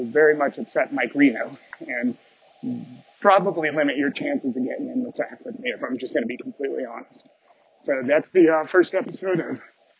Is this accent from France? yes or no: no; Canada; I've heard of America Online, even though I'm Canadian.